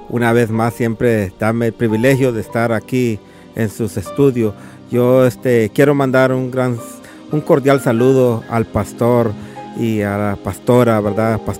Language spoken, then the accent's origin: Spanish; Nicaragua; moved away; Nosotros somos de Nicaragua